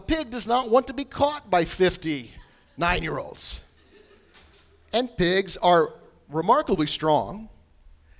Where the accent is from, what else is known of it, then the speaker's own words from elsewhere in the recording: Bushnell, Illinois, United States; now in Indianapolis, United States; we have what's called Fall Festival Days in the little town of Bushnell, Illinois